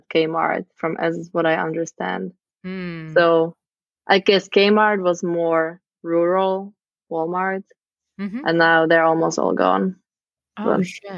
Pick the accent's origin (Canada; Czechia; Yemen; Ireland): Czechia; moved away as an adult; now in United States; I'm from Czech Republic